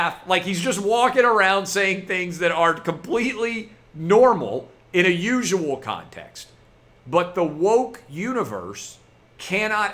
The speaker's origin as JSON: {"language": "English", "town": "Nashville", "region": "Tennessee", "country": "United States", "said": "a fellow Nashville boy like me"}